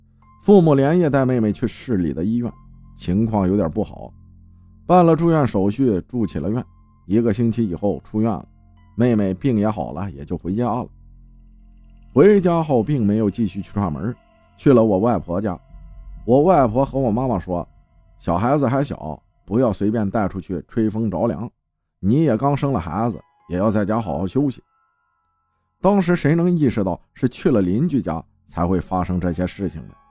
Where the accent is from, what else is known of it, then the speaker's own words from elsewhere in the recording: Yunnan, China; 我们是云南人，苗族，苗族的下蛊是出了名的。